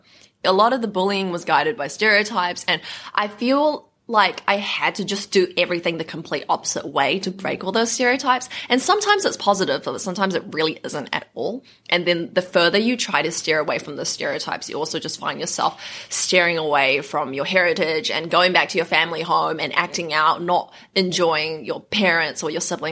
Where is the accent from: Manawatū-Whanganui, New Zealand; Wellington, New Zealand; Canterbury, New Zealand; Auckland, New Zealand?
Auckland, New Zealand; moved away as an adult; also born or lived in Sydney, Australia; now in United States; I was born and raised in Auckland, New Zealand